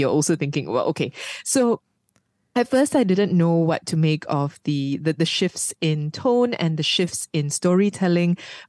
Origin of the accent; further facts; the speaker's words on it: Malaysia; I am a Malaysian-born Chinese.